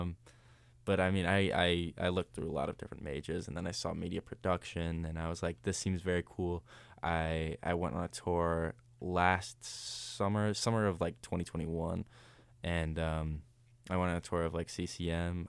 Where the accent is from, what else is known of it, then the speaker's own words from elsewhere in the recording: Ohio, United States; I'm from Ohio, so we wanted to just stay in state